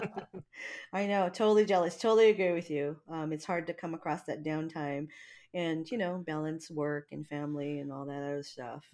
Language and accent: English; Hawaii, United States; now in Washington, United States; I'm not from here, you know, I mean, I'm from Hawaii